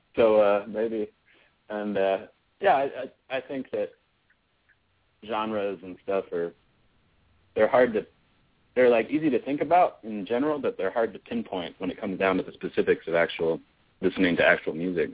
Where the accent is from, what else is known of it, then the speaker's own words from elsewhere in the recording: United States; we're American boys